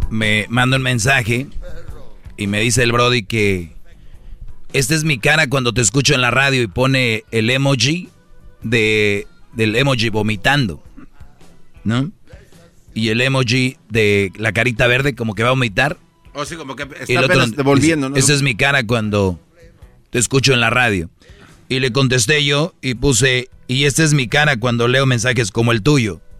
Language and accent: Spanish; El Salvador; Yo soy de Salvador.